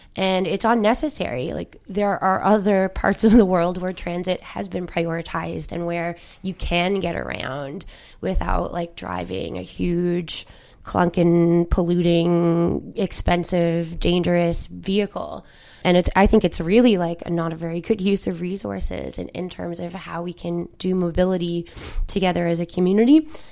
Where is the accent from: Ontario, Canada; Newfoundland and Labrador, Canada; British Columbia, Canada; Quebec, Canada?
Newfoundland and Labrador, Canada; a peninsula in Newfoundland; now in St. John's, Canada; I'm from the Iberian Peninsula, and, like, my grandmother, when she comes in for doctor's appointment, has to take a four-hour shuttle